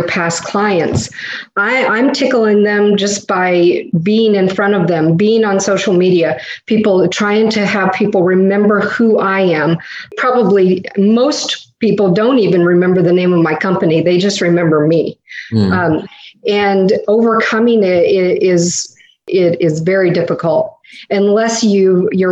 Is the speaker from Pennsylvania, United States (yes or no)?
no; Indiana, United States; now in Florida, United States; We're from Indiana, transported to Florida